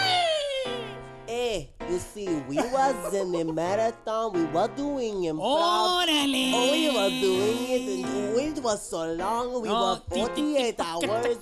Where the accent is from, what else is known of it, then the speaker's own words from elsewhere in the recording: Houston, Texas, United States; I'm just a kid from Houston